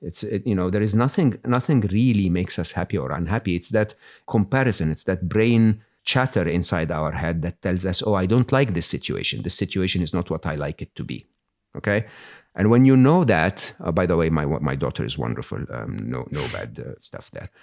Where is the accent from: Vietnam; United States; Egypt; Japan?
Egypt; moved away; I was born and raised in Egypt